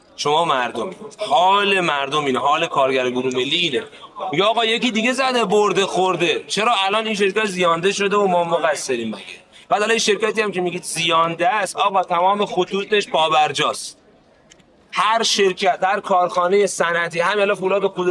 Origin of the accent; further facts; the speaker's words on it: Iran; ما همه ایرانیم